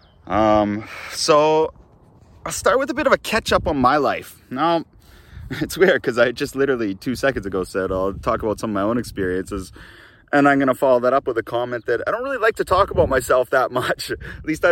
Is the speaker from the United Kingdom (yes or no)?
no; Kamloops, British Columbia, Canada; moved away as an adult; also born or lived in Japan / Australia; I'm in Kamloops, British Columbia, Canada. My hometown, the place where I grew up